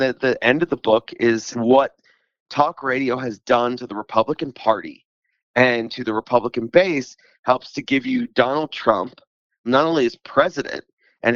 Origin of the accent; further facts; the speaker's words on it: Philadelphia, Pennsylvania, United States; I come from the Philadelphia region